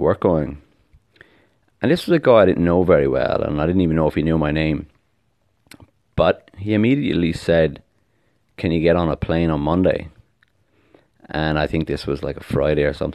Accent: Ireland; now in Australia; I live in Australia, you know, I'm from Ireland originally.

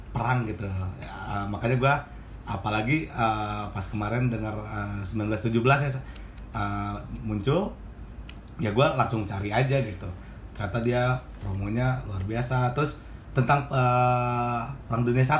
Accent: Indonesia; pokoknya hmm. kita orang Indo

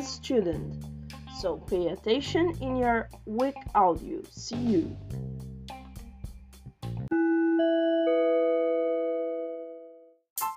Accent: Rio de Janeiro, Brazil; English is a second language; I'm from Rio de Janeiro

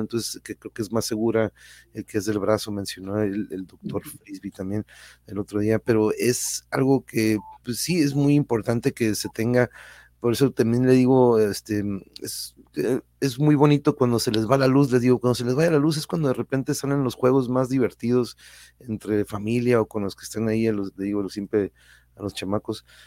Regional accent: Tijuana, Baja California, Mexico; also born or lived in Mexico City; mi querida ciudad

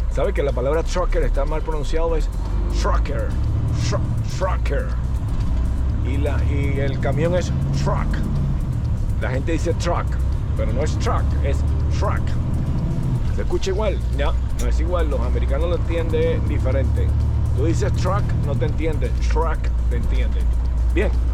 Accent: Venezuela; now in United States; Soy venezolano, crecí con eso

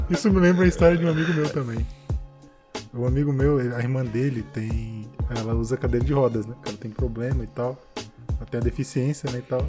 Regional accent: Northeast Region, Brazil; Porque eu sou do Nordeste, né? Então eu tinha muito o Bumba Meu Boi.

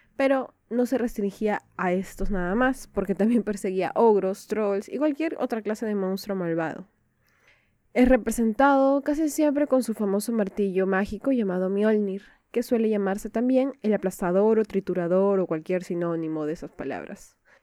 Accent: Peru; Soy de Perú

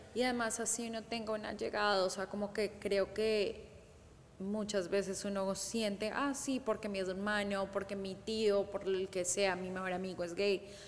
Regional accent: Colombia; yo soy de Colombia

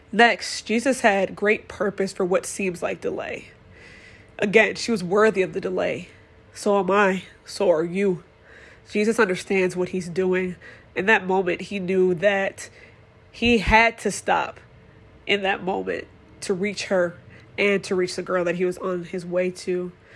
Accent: Madison, Wisconsin, United States; I am born and raised in Madison, Wisconsin

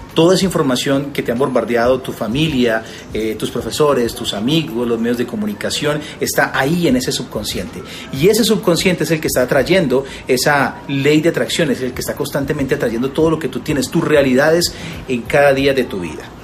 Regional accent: Colombia; tengo una cadena de restaurantes en, Colombia, en varias ciudades, y además de eso, pues asesoro varias marcas, tengo también, eh, y durante los últimos años he estado trabajando en radio y en televisión también en mi país

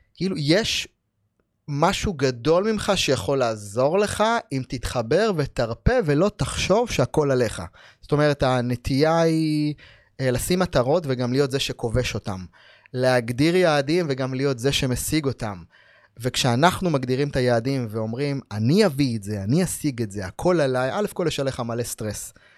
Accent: Ma'alot-Tarshiha, Northern District, Israel; גדלתי במעלות

